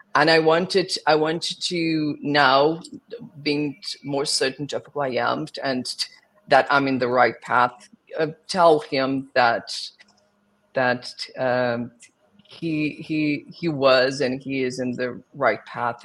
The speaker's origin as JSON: {"language": "English", "region": "South Region", "country": "Brazil", "tie": "born or raised there", "also_born_or_lived": "Rio de Janeiro, Brazil", "second_language": "English", "moved": "as an adult", "lives_now": "New York, United States", "said": "So I was born in Brazil. I was born in the south of Brazil, and then I moved to Rio de Janeiro when I was 12 to work with musical theater."}